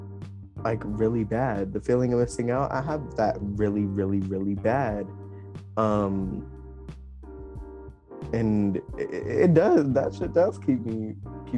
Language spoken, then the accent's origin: English; Princeton, West Virginia, United States; I'm from Princeton, West Virginia